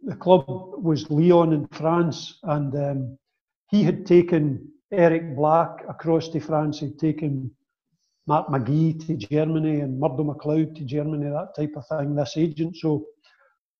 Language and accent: English; Kilmarnock, Scotland, United Kingdom; a move to Kilmarnock, which was my hometown